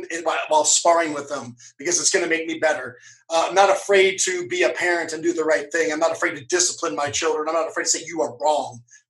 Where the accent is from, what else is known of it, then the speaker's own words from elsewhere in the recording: Cincinnati, Ohio, United States; Oh, I was brought up in Cincinnati, Ohio, so the Midwest.